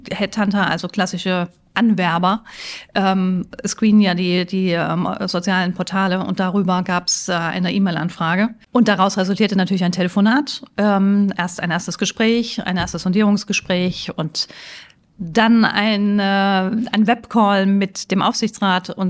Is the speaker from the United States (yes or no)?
no; Mainz, Rhineland-Palatinate, Germany; mein Mann ist äh, gebürtiger Freiburger, ich bin ja Mainzerin, also haben wir uns natürlich eher Richtung Süden Deutschlands orientiert